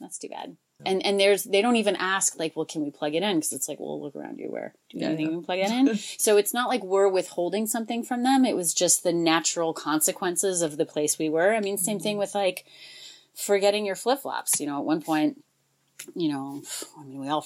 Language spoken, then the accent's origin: English; United States; we're from this country, but we have this other background too